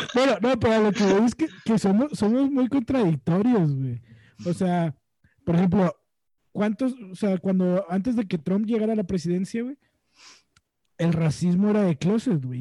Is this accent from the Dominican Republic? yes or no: no; Mexico